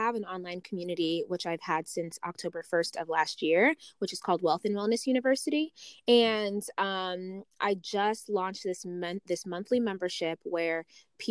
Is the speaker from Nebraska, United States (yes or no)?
no; Las Vegas, Nevada, United States; also born or lived in Uganda; I actually was born in Uganda and I was raised in Las Vegas